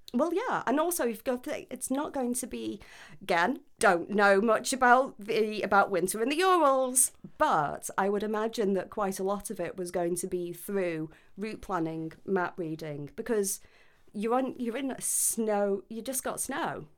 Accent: United Kingdom; I'm British

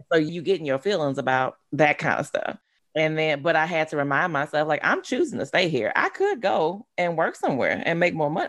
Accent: Baton Rouge, Louisiana, United States; I grew up in uh, Baton Rouge. I grew up in South Louisiana.

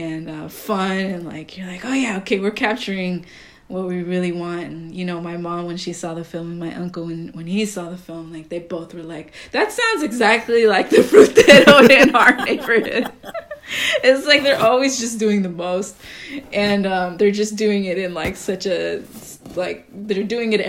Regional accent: Costa Rica; the frutero who goes around my neighborhood in the area that like I grew up in Costa Rica?

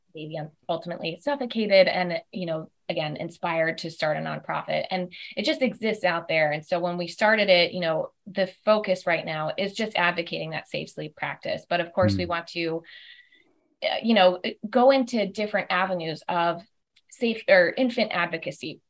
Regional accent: South Florida, United States; moved away as an adult; also born or lived in Auburn, Alabama / Atlanta, Georgia; now in Chamblee, United States; I'm originally from South Florida

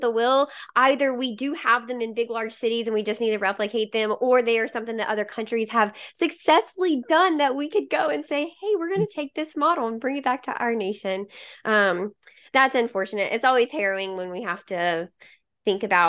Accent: Mississippi, United States; I'm from Mississippi

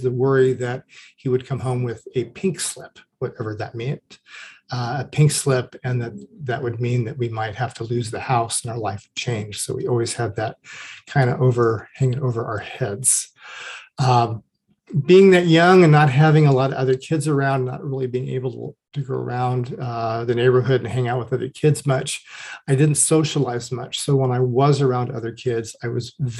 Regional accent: Orange County, California, United States; moved away as an adult; also born or lived in Los Angeles; We moved to the suburbs of Orange County when I was about 3 years old, and I would live in that neighborhood until I was 25 years old

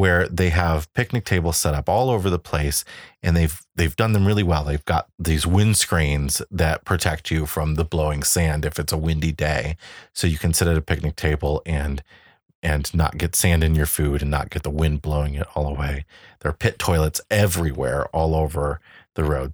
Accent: Chicago, Illinois, United States; we come from Chicago, which is right by Indiana

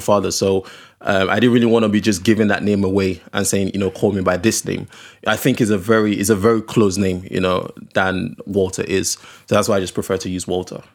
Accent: Okrika, Rivers State, Nigeria; also born or lived in Delta State; I'm from Okrika. Okrika is like a very small, uh, village

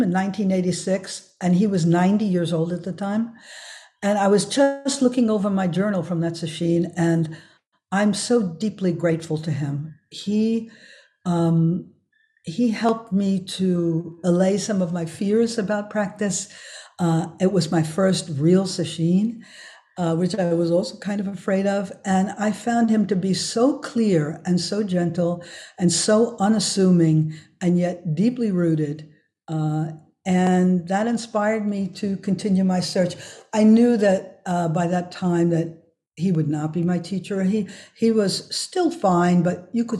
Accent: New York City, New York, United States; now in Germany; I was raised in Riverdale

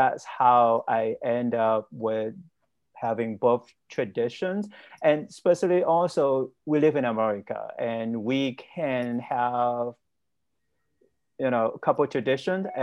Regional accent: Vietnam; moved away as an adult; also born or lived in Cleveland, Ohio; now in United States; I was born and raised in Vietnam, and ethnically, I'm Chinese

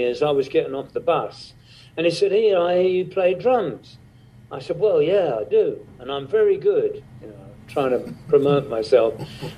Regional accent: England, United Kingdom; Where I was brought up in England was very, very remote

